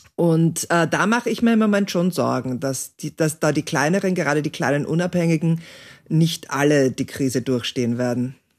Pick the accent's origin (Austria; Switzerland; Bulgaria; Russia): Austria; bei uns in Österreich